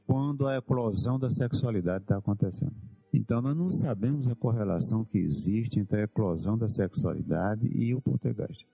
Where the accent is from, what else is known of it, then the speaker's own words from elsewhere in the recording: Mossoró, Rio Grande do Norte, Brazil; moved away; also born or lived in Natal / Manaus; eu sou do Rio Grande do Norte, eu morei em Natal 20 anos, ou 21 anos, mas nasci na cidade de Mossoró, no sertão do Rio